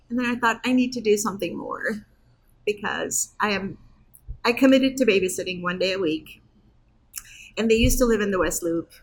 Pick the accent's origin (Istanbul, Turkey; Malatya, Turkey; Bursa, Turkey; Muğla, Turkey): Istanbul, Turkey; also born or lived in Muncie, Indiana; now in Chicago, United States; I was born in Turkey, in Istanbul, um, but I have been in this country for 42 years.